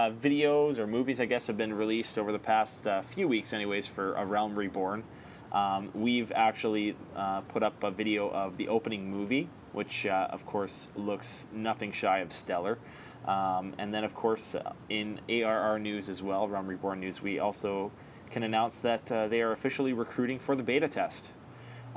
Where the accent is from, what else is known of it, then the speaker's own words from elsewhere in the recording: Canada; as a Canadian